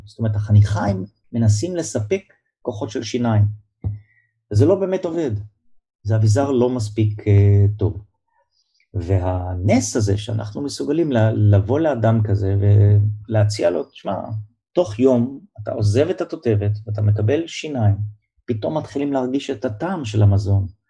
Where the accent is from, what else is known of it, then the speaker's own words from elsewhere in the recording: Givatayim, Tel Aviv District, Israel; also born or lived in Kiryat Ono; נולדתי אה, בארץ, אני גדלתי בגבעתיים ובקריית אונו